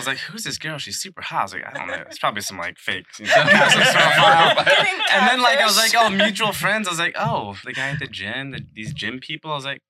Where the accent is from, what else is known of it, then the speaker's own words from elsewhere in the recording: Lincoln, Nebraska, United States; also born or lived in Chicago / England; pretty much came to Lincoln. My dad bought a business here. So we've been here ever since. I call Lincoln my home.